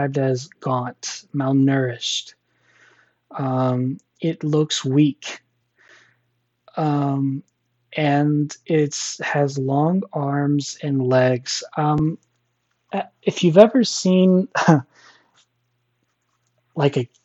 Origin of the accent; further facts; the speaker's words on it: Missouri, United States; I'm from Missouri